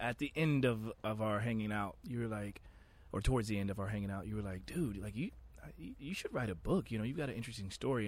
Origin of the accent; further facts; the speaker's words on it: Oklahoma, United States; I grew up very sheltered, very conservative life. I'm from Oklahoma.